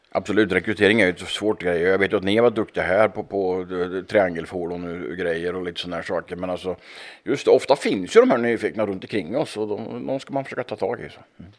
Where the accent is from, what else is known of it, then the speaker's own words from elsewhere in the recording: Östergötland, Sweden; Hemma i Östergötland